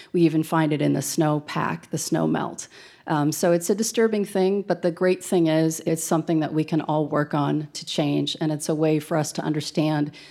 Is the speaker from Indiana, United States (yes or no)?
no; Colorado, United States; I grew up here in Colorado